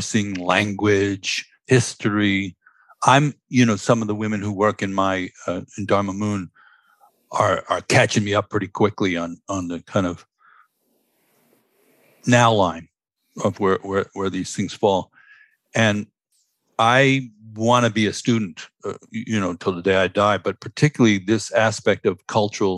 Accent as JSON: {"language": "English", "town": "New York City", "region": "New York", "country": "United States", "tie": "born or raised there", "said": "I grew up in Stuyvesant Town, Manhattan"}